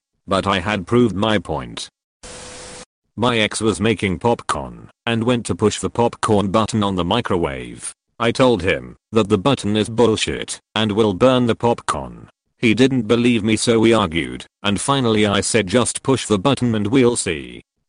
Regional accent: United Kingdom; I'm British, for context. When I was a kid, Saturday nights meant fish and chips in front of the TV, with tea to wash it down.

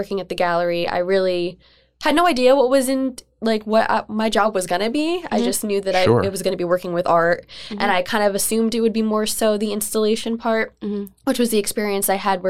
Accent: Bethlehem, Pennsylvania, United States; also born or lived in Philadelphia; I grew up in Bethlehem.

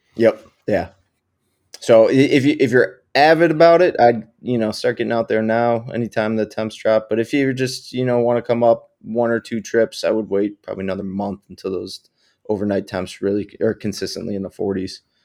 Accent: New York, United States; I'm from New York originally, and we have a great cold water species fishery up here

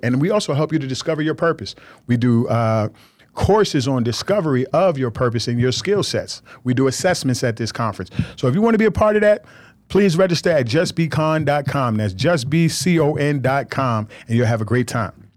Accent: Nigeria; I'm a, I'm a Nigerian man

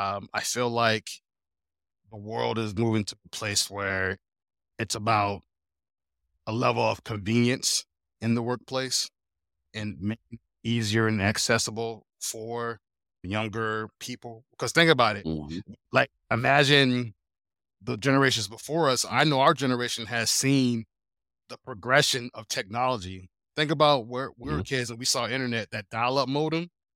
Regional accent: Germany; Yeah, I was born in Germany. My dad was in the army, so I'm an army brat. So we were there in Raffenwerder, Germany for 9 years.

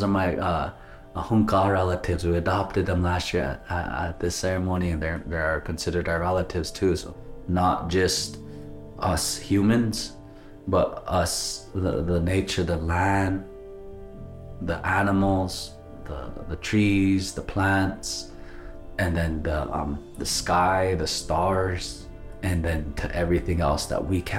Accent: Pine Ridge Indian Reservation, South Dakota, United States; I'm from the Red Cloud community on the Pine Ridge Indian Reservation. My whole educational career was at Holy Rosary Mission

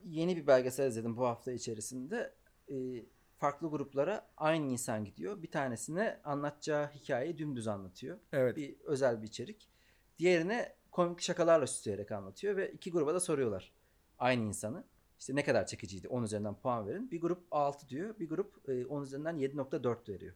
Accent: Ankara, Turkey; Ankaralıyım ben

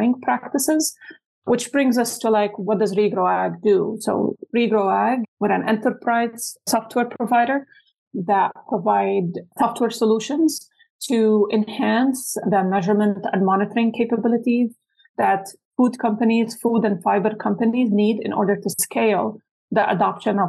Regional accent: Lebanon; moved away as an adult; also born or lived in Utah, United States; now in United States; I'm born and raised in Lebanon

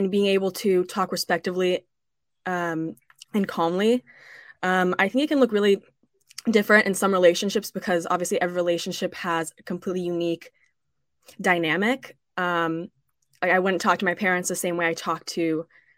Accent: Burlingame, California, United States; I'm from Burlingame, California

